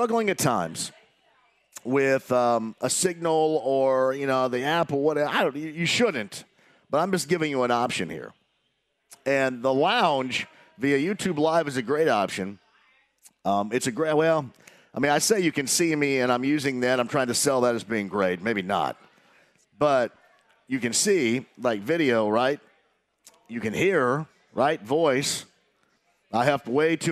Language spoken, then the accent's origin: English; Southern Indiana, United States; I'm from Southern Indiana. I can say Skull and get away with it.